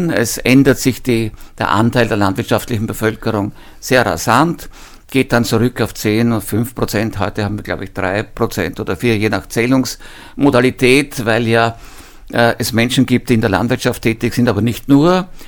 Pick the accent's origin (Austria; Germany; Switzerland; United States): Austria; Lower Austria; Ich erinnere mich sogar bei uns im Mostviertel noch an einzelne äh, Leute, die waren aber keine echten Bauern